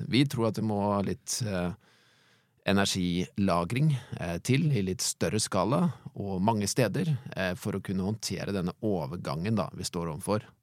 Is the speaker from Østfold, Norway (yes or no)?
yes; Sarpsborg, Østfold, Norway; Jeg har også vokst opp i Østfold. Jeg har vokst opp i Sarpsborg.